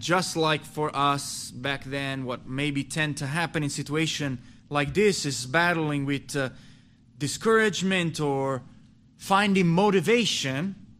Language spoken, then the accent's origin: English; Italy; moved away as an adult; also born or lived in North Italy / Milan; I left my hometown to go to North Italy to plant a church with a pastor